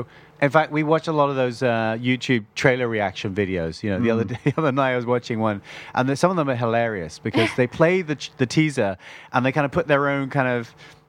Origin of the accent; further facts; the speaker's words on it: Bangkok, Thailand; born there; also born or lived in Ireland; As you said before, my father's actually Irish and my mother's Thai. And although I was born in Bangkok, I was also educated abroad.